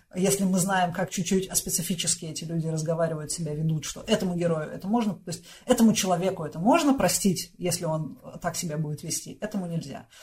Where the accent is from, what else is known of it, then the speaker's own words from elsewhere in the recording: Russia; also born or lived in Moscow / Voronezh; моё детство прошло немножко в Новогиреево и немножко в Воронежском заводском дворе